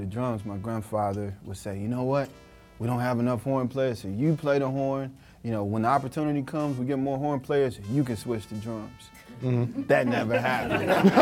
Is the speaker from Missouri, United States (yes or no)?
yes; Ferguson, Missouri, United States; now in New York City, United States; I can be in China, Japan, anywhere, and say I'm from Ferguson